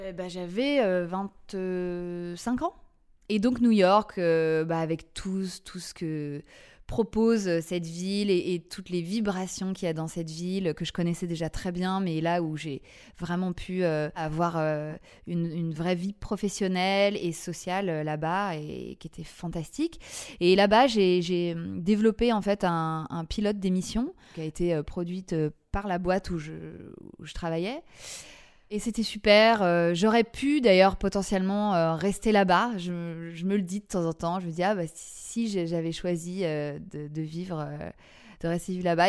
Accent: Paris, Île-de-France, France; je suis une Parisienne euh, pure souche, née à Paris

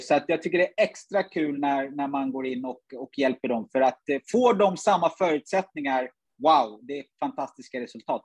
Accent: Sweden; born or raised there; also born or lived in Uganda

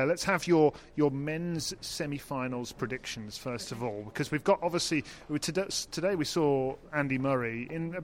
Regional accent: Solihull, West Midlands, United Kingdom; he is from my hometown.

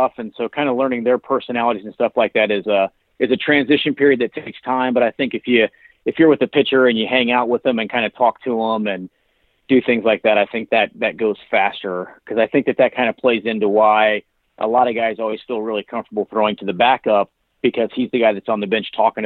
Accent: Indiana, United States; growing up in Indiana

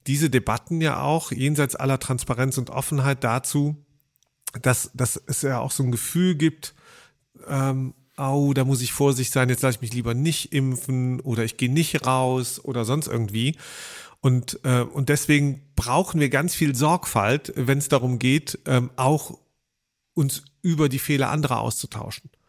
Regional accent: Germany; wir sind ja auch Deutsche letztlich

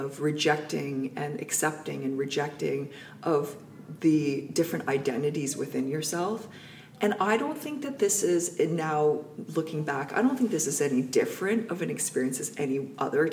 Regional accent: North Vancouver, British Columbia, Canada; I grew up in North Vancouver

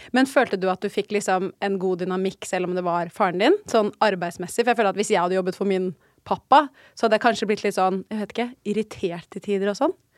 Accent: Oslo, Norway; moved away; Rett ved der hvor jeg er oppvokst

